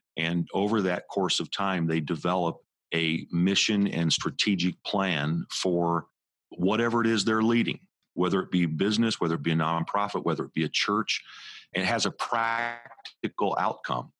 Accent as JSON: {"language": "English", "town": "Indianapolis", "region": "Indiana", "country": "United States", "tie": "born or raised there", "moved": "yes", "lives_now": "West Orange, United States", "said": "I was just a teenager and kid growing up in Indianapolis, Indiana"}